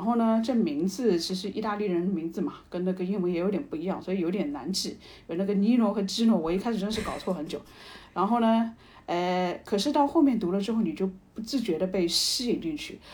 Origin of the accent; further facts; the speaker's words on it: China; 我作为一个中国人